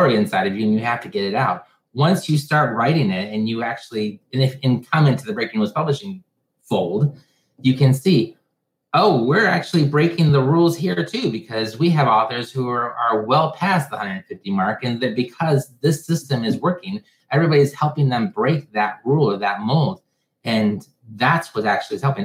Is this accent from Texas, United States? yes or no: no; Michigan, United States; I'm from Michigan, and whenever you want to know if someone's going to go with you somewhere, you don't say, do you want to come with me? You say, do you want to go with?